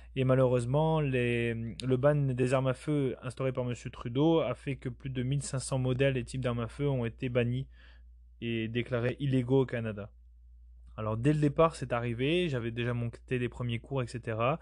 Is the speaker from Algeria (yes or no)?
no; Basque Country, Nouvelle-Aquitaine, France; je viens de la France, du sud-ouest de la France au Pays Basque